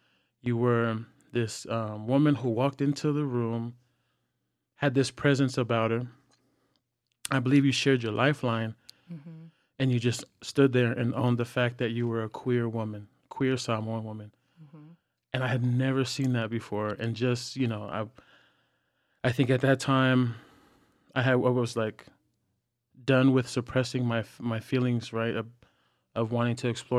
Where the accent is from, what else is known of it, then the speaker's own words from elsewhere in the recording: California, United States; now in Los Angeles, United States; because we're from the Bay and mm-hmm. we was in LA.